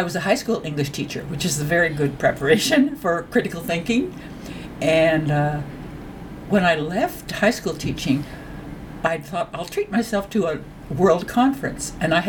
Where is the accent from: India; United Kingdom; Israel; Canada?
Canada; as a Canadian and as a person with a voice, this is the group I would like to be advocating for.